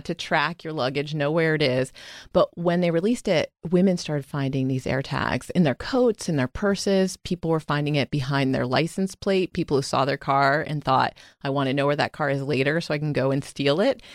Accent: Sarasota, Florida, United States; moved away as an adult; also born or lived in Durham, North Carolina / Washington, D.C. / New York; I grew up in Florida

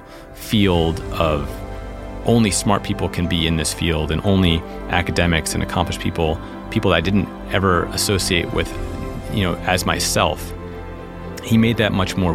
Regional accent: New York City, New York, United States; Growing up in New York City, you ride the subway

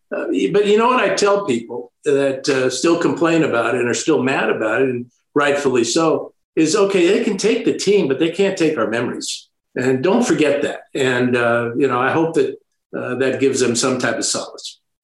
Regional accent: San Francisco, California, United States; I grew up in San Francisco

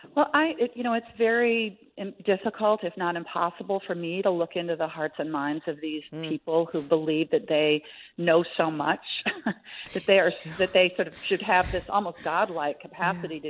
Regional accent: Minnesota, United States; my home state of Minnesota

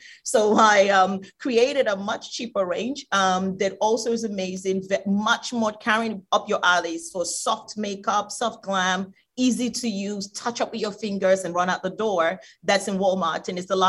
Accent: Nigeria; I come from Nigeria. Talking about skin bleaching, 7 out of 10 women in Nigeria bleach their skin.

